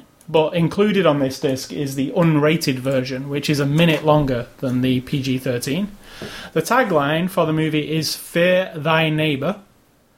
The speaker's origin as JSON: {"language": "English", "country": "United Kingdom", "said": "I'm British"}